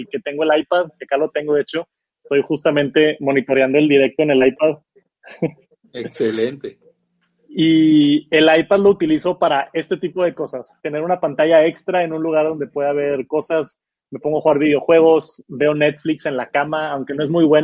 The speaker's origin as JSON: {"language": "Spanish", "town": "Monterrey", "region": "Nuevo León", "country": "Mexico", "said": "Soy de Monterrey."}